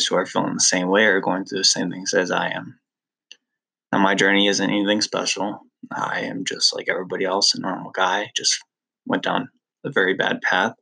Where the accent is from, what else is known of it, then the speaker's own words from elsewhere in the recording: Lake Mills, United States; We all lived in my hometown of Lake Mills.